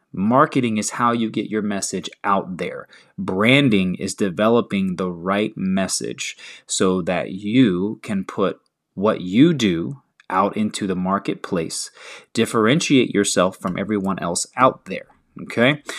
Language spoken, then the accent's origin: English; the South, United States; I'm from the South